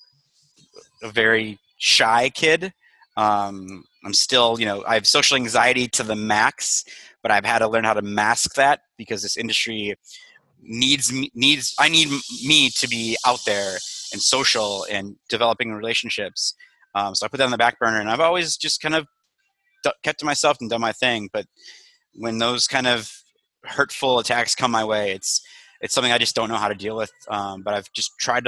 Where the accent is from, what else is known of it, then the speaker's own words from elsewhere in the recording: Mukwonago, Wisconsin, United States; moved away as an adult; also born or lived in West Allis, Wisconsin / Madison, Wisconsin; now in Chicago, United States; I grew up in Maguanago, Wisconsin, which is about a half an hour southwest of Milwaukee